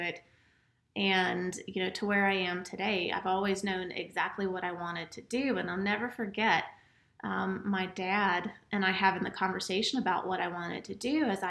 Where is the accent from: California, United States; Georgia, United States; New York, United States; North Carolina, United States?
Georgia, United States; Gwinnett County; also born or lived in Alabama; I grew up in Gwinnett County